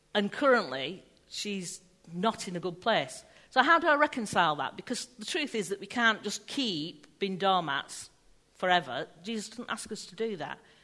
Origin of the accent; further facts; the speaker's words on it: England, United Kingdom; we're English, so we're rubbish with words